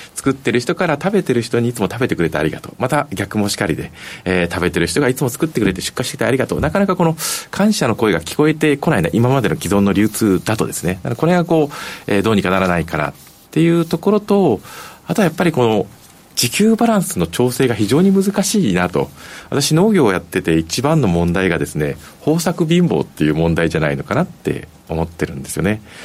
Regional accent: Tokyo, Japan; moved away; 出身私東京

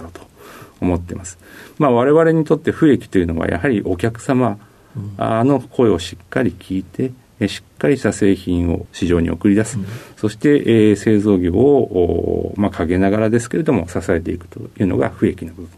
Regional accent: Nagaoka, Niigata, Japan; 出身は新 潟県の長岡市にあります

